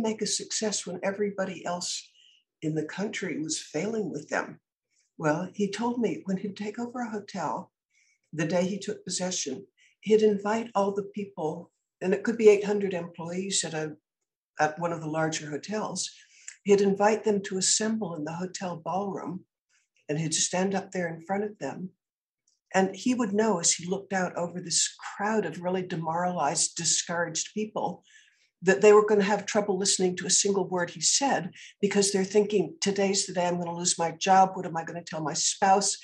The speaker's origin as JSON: {"language": "English", "town": "Concord", "region": "Massachusetts", "country": "United States", "tie": "born or raised there", "said": "I was born in Concord, Massachusetts"}